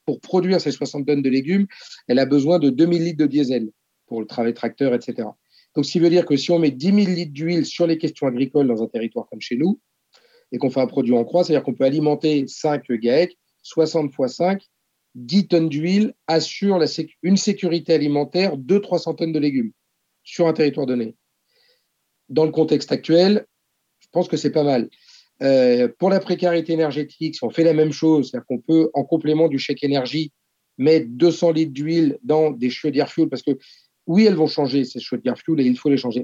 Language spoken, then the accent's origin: French; Oléron, Nouvelle-Aquitaine, France; moved away as an adult; also born or lived in Paris; Ça faisait 10 ans que j'étais parti à Paris pour mes études et pour le boulot. Je voulais rentrer chez moi à Oléron